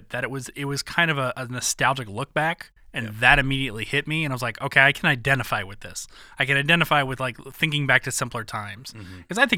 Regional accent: Atlanta, Georgia, United States; growing up in Atlanta

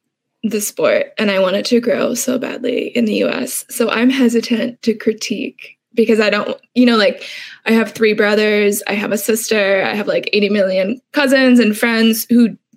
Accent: United States; an American soccer fan

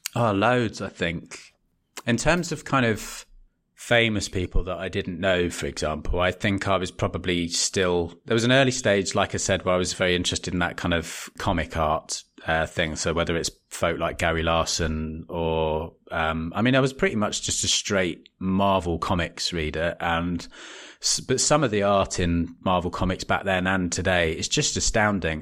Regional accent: West Wickham, London, United Kingdom; moved away; also born or lived in Bromley / Leeds; I was born in Bromley and grew up in a little town called West Wickham in the South East.

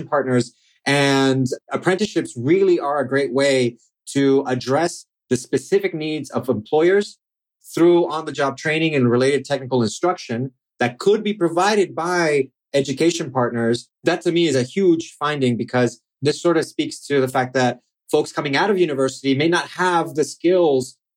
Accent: Chile; now in United States; I'm from Chile and I've done some work there

